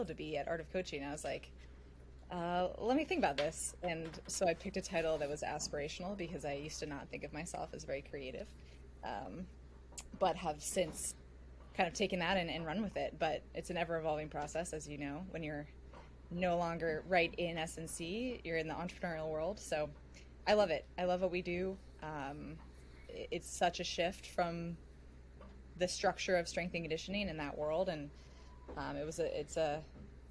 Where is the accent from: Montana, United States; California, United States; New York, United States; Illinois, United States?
California, United States; Silicon Valley; I grew up in the Silicon Valley